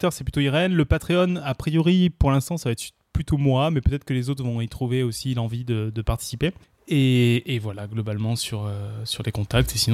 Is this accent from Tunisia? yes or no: no; Tournefeuille, Occitania, France; also born or lived in Paris; je suis né à Paris, j'ai grandi à Tournefeuille.